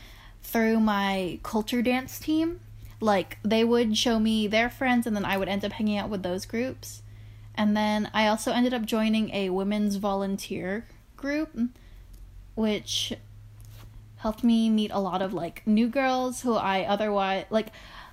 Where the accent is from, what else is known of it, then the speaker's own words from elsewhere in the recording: Philippines; Well, I am Filipino.